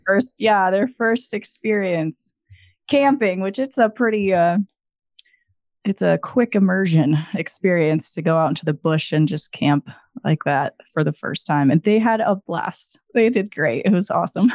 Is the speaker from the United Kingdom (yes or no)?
no; Idaho, United States; now in Missoula, United States; I grew up in Idaho